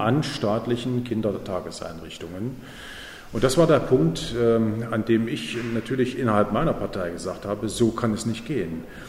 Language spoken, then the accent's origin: German; East Germany, Germany; ich komme ja aus Ostdeutschland